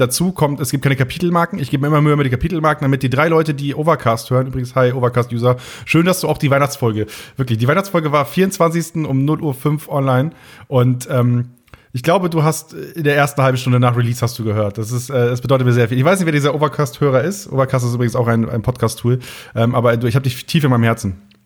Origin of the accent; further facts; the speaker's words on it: Möhlenwarf, Lower Saxony, Germany; accent: Plattdeutsch; now in Munich, Germany; ich komme ja aus Möhlenwaff, gebürtig, so heißt das Dörfchen